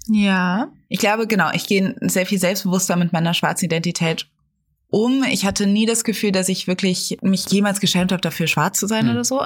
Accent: Germany; born or raised there

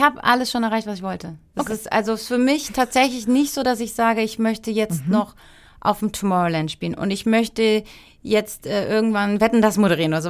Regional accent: Heidelberg, Baden-Württemberg, Germany; moved away as an adult; also born or lived in Berlin / Cologne / Barcelona / Munich; now in Heidelberg, Germany; Ich komme nach Heidelberg, meine Familie wohnt dort und es ist meine Heimat

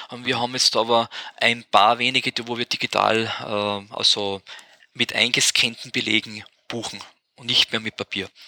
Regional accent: Austria; da sind wir jetzt aus Österreich glaube ich, sowieso zu klein, dass das kommt.

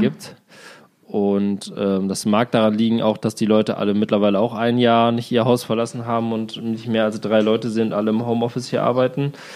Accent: Germany; moved away as an adult; also born or lived in Berlin; in diesem meinem Heimatdorf

